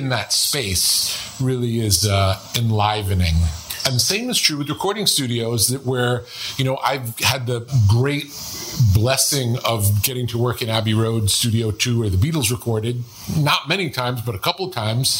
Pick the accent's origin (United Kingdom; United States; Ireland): United States; New York; moved away; when I grew up in New York